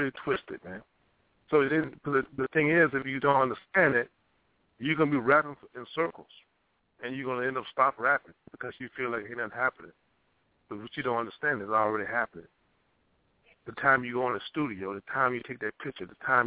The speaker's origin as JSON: {"language": "English", "region": "Louisiana", "country": "United States", "tie": "born or raised there", "moved": "as an adult", "said": "when I came up here from Louisiana"}